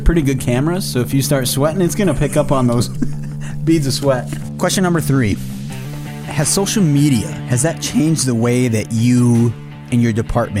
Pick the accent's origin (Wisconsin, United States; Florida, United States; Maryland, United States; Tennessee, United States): Wisconsin, United States; Pine Hill, south of Black River Falls; I grew up in Pine Hill, south of Black River.